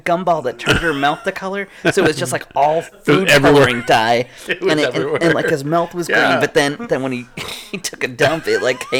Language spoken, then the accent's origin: English; Southern Massachusetts, United States; now in Florida, United States; And I'm from Southern Massachusetts.